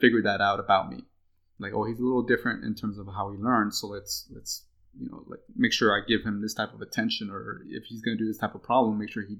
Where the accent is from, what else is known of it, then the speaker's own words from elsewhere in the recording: Texas, United States; we grew up in Ann Arbor, Texas, and we went through the public education